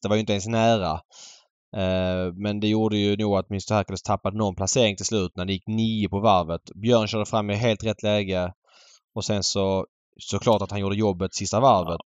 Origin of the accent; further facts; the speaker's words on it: Sweden; som svensk